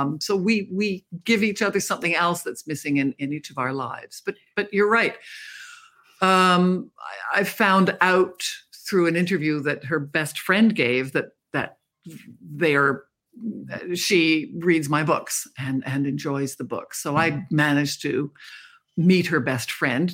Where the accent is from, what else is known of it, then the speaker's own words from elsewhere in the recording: Canada; I'm a Canadian.